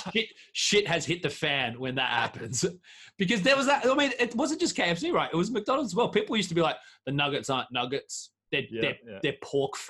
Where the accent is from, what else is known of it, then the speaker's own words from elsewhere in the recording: Australia; moved away as an adult; I'm from Australia